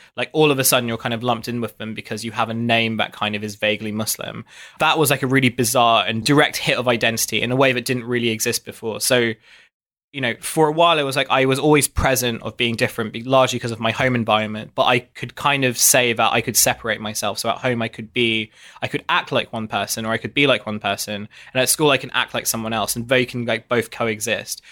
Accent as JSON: {"language": "English", "town": "Dartford", "region": "South East England", "country": "United Kingdom", "tie": "born or raised there", "also_born_or_lived": "South London", "moved": "as an adult", "lives_now": "London, United Kingdom", "said": "I grew up in an area near Dartford in Kent"}